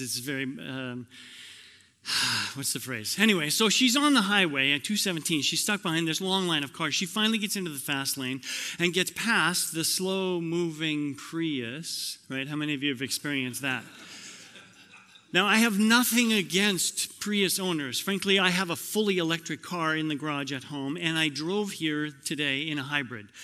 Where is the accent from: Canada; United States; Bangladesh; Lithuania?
Canada; I grew up in Canada